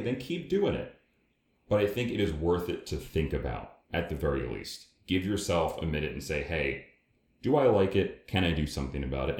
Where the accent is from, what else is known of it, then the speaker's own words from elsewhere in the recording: United States; accent: American; we're American, if you can't tell by our accents